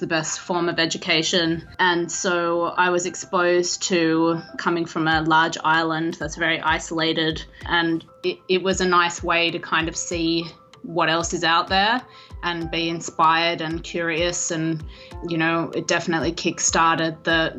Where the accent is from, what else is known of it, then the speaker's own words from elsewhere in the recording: Australia; moved away as an adult; now in Los Angeles, United States; I'm actually Australian by birth, in case you couldn't tell from the accent.